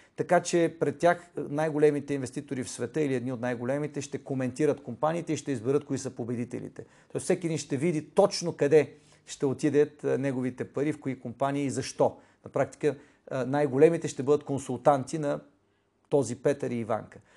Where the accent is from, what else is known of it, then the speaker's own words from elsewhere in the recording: Bulgaria; аз съм българин